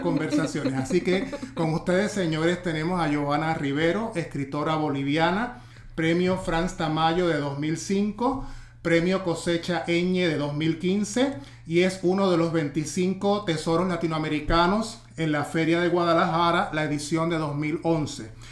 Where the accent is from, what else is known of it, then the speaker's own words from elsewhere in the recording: Ponce, Puerto Rico; en mi pueblo, en Ponce